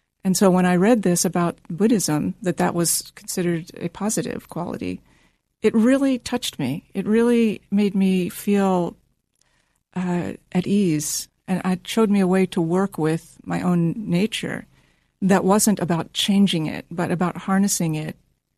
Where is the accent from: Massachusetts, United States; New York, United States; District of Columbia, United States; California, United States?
District of Columbia, United States; Washington; Washington, D.C.